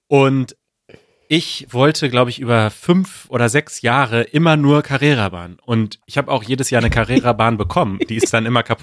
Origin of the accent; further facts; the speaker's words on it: Germany; wir kommen aus Westdeutschland und da macht es Sinn